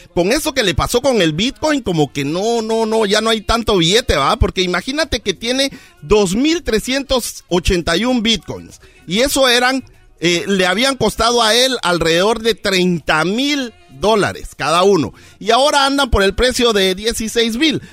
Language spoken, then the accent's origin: Spanish; Morales, Izabal, Guatemala; moved away; el equipo de mi pueblo que también se llama Morales y Zabal